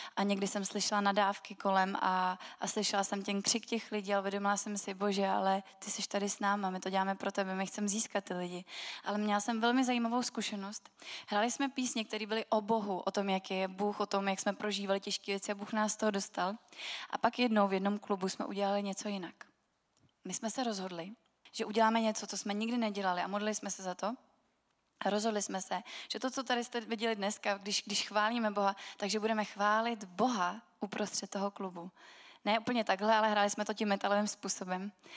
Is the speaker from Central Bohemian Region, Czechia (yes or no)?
yes; Milovice, Central Bohemian Region, Czechia; A já jsem z Milovic a to je město, který má velmi zajímavou historii